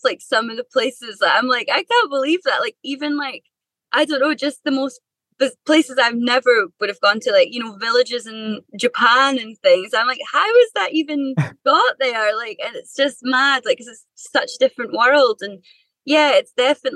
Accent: Perthshire, Scotland, United Kingdom; also born or lived in Dundee; I've lived here pretty much my whole life. So I'm from Perthshire, so quite a remote bit, but I've lived in Dundee, which is a city, for quite a while.

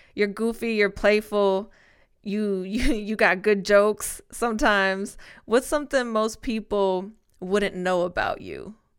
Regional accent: Spain; moved away; my hometown in Spain

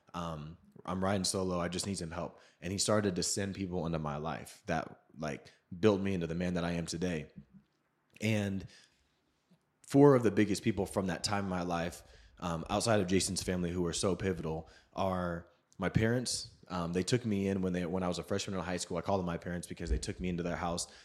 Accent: Seattle, Washington, United States; I grew up in Seattle

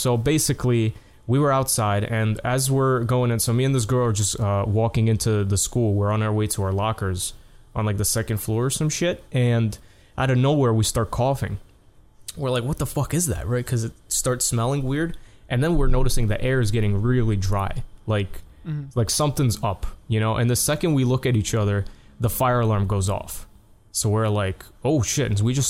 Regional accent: New York, United States; Like, you know, I'm a New Yorker with my coffee, you know.

